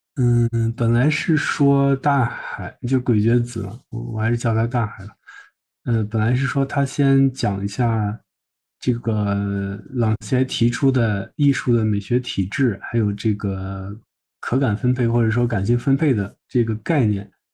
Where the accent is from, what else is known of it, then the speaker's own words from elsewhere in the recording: China; 对我们中国人阅读来说